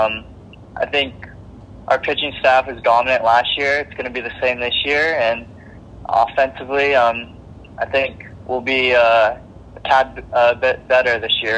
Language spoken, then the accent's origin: English; Foster City, California, United States; moved away as an adult; also born or lived in Santa Barbara, California; my hometown, Foster City, California